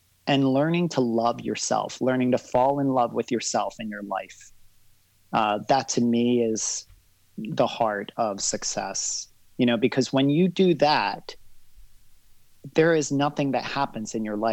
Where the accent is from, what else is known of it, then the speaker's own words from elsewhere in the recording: Barbados; now in United States; I was born here in the States, but I grew up in Barbados. At a young age, I was sent to Barbados about 2.5 years old.